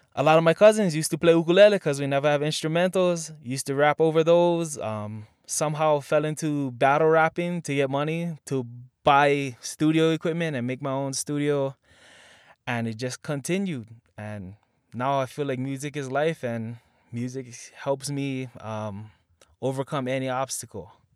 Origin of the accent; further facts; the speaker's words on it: Makaha, Hawaii, United States; growing up in Makaha.